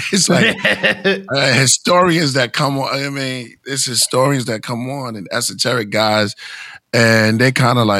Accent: New York City, New York, United States; also born or lived in Bushwick, Brooklyn; I was born in Bushwick, but I grew up in Bed-Stuy.

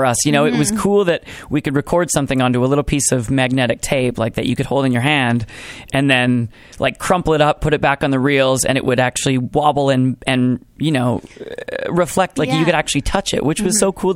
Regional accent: Brandon, Manitoba, Canada; moved away as an adult; now in Winnipeg, Canada; I grew up in Brandon, Manitoba.

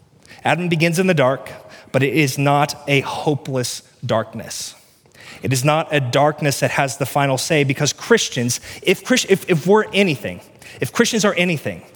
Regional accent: Cass County, Missouri, United States; I grew up in Cass County, Missouri

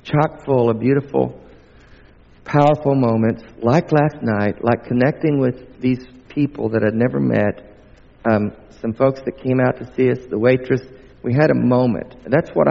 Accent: the southern United States, United States; accent: southern; I'm not only from the States, I'm from the southern part of the States

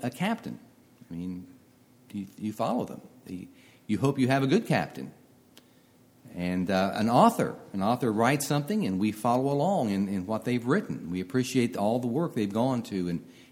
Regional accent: Marietta, Ohio, United States; now in Westerville, United States; I grew up in Marietta, Ohio

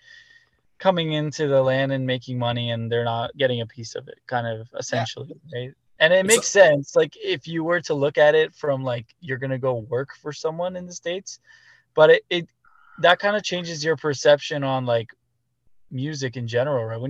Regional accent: Canada; as a Canadian band

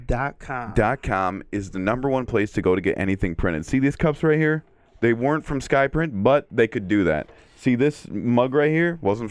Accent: the South, United States; born there; I was born in the South.

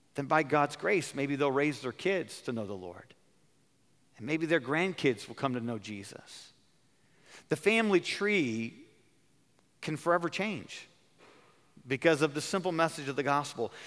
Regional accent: California, United States; I'm from California

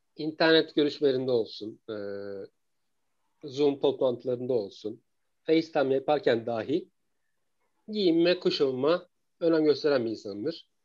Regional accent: Eskişehir, Turkey; 86 yılında Eskişehir'de dünyaya geldim.

